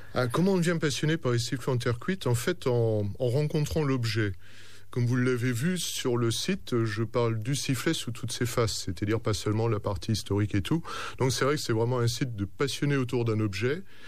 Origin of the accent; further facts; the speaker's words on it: Orléans, Centre-Val de Loire, France; dans ma région, je suis d'Orléans